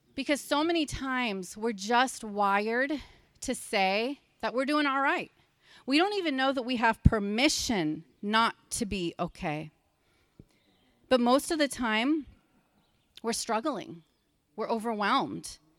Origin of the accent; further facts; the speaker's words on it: Pennsylvania, United States; I'm from Pennsylvania, so I know the language here